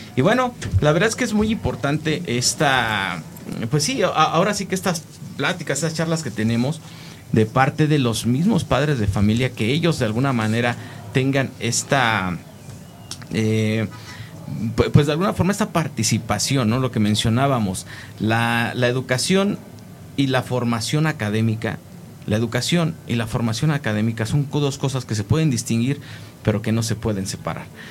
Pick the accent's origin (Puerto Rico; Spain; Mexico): Mexico; siendo los hijos del maíz como mexicanos